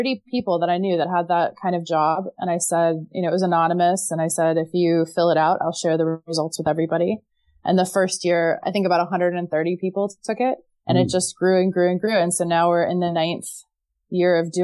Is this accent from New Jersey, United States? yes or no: no; Texas, United States; moved away as an adult; now in Amsterdam, Netherlands; I got married at 22 because I'm from Texas and that's what you do when you're from Texas.